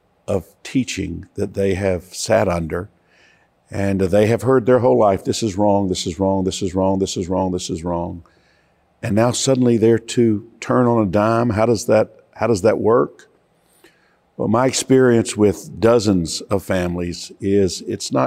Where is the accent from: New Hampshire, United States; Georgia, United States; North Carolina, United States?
Georgia, United States; I come from Georgia